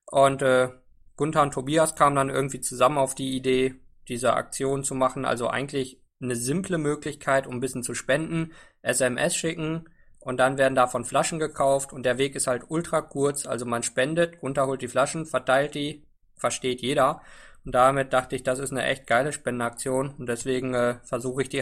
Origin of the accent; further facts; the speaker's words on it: Rwanda; Also ich bin in Ruanda in Ostafrika groß geworden